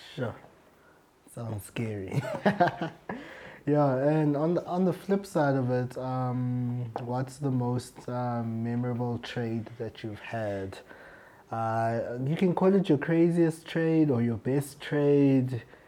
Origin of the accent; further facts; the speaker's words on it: South Africa; as South African traders